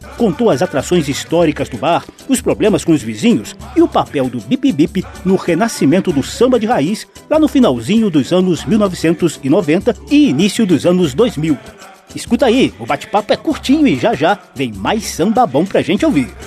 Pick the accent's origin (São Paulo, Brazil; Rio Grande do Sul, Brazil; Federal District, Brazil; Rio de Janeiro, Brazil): Rio de Janeiro, Brazil; moved away; eu aproveitei um dos meus retornos à minha terra, esse Rio de Janeiro querido